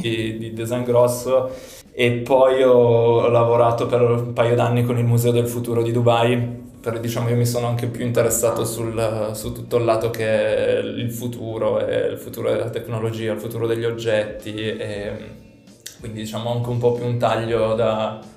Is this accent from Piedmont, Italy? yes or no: yes; Turin, Piedmont, Italy; vengo da Torino